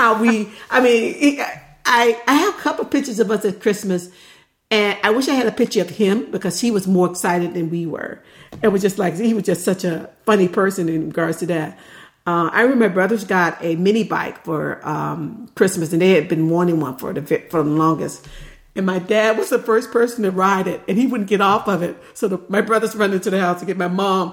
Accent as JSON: {"language": "English", "region": "the South", "country": "United States", "moved": "yes", "lives_now": "near Livermore, California, United States", "said": "we're from the South"}